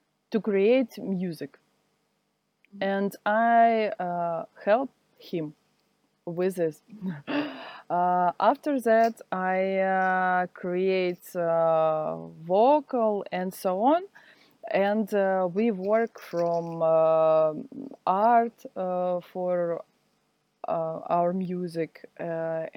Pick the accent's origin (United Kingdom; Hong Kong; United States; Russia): Russia; Siberia; English is a second language; moved away as an adult; now in Saint Petersburg, Russia; now I am live in Saint Petersburg. Do you hear about this city? It's a city near Moscow. But I am from Siberia